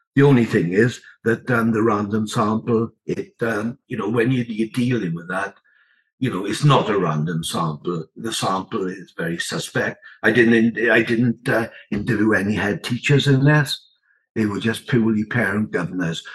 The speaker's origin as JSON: {"language": "English", "area": "the Rhondda", "region": "Wales", "country": "United Kingdom", "tie": "born or raised there", "said": "I was born in the Rhondda, still live in the Rhondda. Uh, brought up in poverty, really, and failed the 11 plus"}